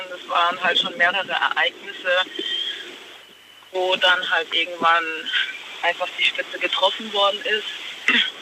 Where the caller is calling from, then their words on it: Stegen, Baden-Württemberg, Germany; ich bin aus Stegen.